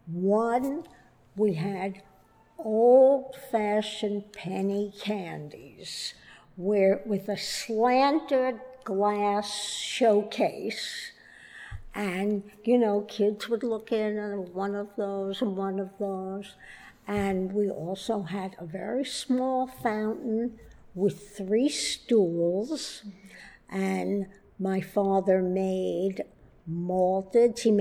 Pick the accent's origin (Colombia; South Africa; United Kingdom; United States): United States; Brooklyn, New York; also born or lived in Queens; I was born in Brooklyn